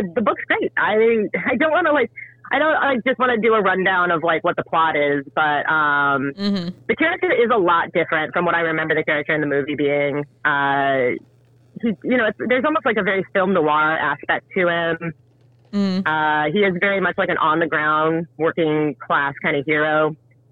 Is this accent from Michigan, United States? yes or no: no; Iowa, United States; I grew up in Iowa.